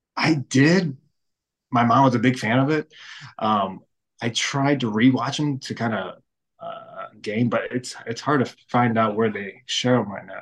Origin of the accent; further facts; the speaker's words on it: St. Louis, Missouri, United States; born and raised in St. Louis